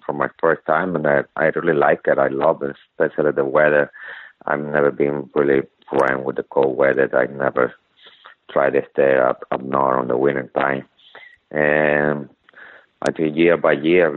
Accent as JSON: {"language": "English", "country": "Venezuela", "second_language": "English", "moved": "as an adult", "lives_now": "United States", "said": "I come from Venezuela."}